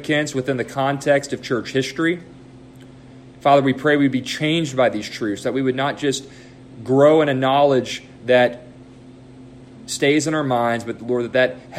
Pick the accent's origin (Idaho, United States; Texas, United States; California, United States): Texas, United States; Dallas; moved away as an adult; we're from Dallas, this is very much our home